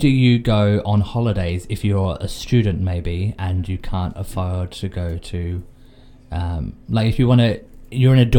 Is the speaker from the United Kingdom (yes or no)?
no; Australia; accent: thick Australian; My thick Australian accent